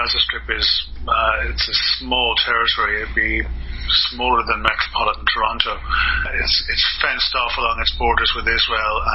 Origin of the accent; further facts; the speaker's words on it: Kildare, County Kildare, Ireland; also born or lived in Canada / Alberta / Dublin; I grew up in Kildare Town, which is you know, anywhere else in the world you'd call it a village. There's probably only about three or four thousand people living in it.